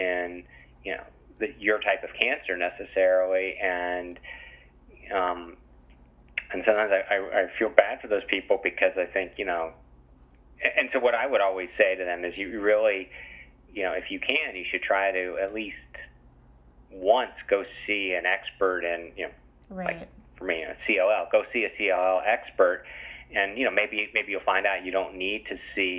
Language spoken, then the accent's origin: English; West Virginia, United States; moved away; I grew up in West Virginia, which is obviously quite rural